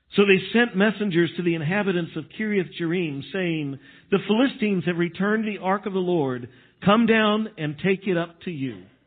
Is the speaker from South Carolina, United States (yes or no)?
no; Texas, United States; now in Missouri, United States; I grew up in Texas